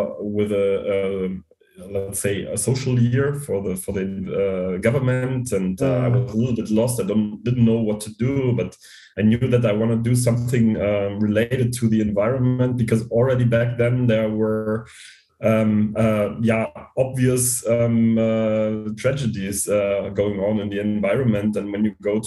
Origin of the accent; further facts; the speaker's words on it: Bavaria, Germany; I grew up in a small town in Bavaria